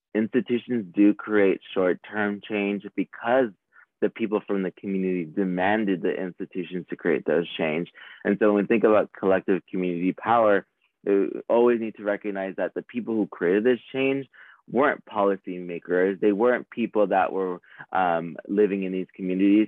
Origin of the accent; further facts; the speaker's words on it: Los Angeles, California, United States; I was born in California, Los Angeles, where I faced environmental injustices